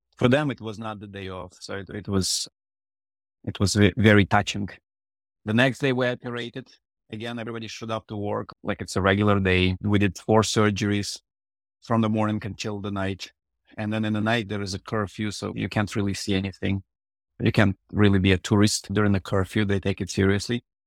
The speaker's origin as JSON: {"language": "English", "town": "Odesa", "region": "Odesa Oblast", "country": "Ukraine", "tie": "born or raised there", "first_language": "Russian", "second_language": "English", "moved": "yes", "said": "so my first language is Russian. I was born in the previous century, and the city, Odessa, was at that point predominantly Russian speaking"}